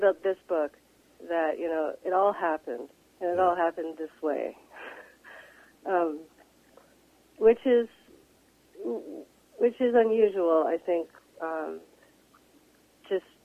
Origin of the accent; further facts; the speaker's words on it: London, Ontario, Canada; moved away; my hometown, which is London, Ontario.